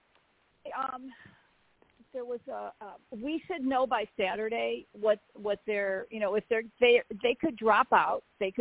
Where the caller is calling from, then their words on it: Arizona, United States; from Arizona.